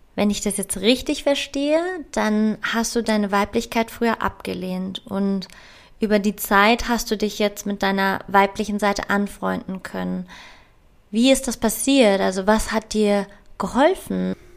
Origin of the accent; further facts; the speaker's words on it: Frankfurt, Hesse, Germany; ich komme aus Frankfurt, das ist eine Stadt mit ganz viel männlicher Energie